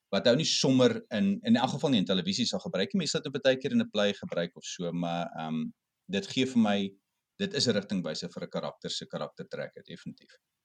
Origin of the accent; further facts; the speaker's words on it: Cape Town, Western Cape, South Africa; ek kom van die Kaap af